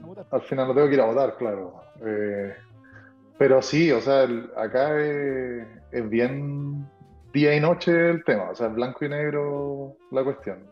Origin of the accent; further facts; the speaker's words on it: Antofagasta, Chile; moved away as an adult; now in Texas, United States; nacido y criado